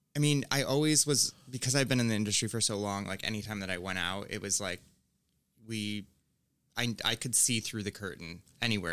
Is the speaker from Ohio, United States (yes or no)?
no; Finger Lakes, upstate New York, United States; moved away; I'm from upstate New York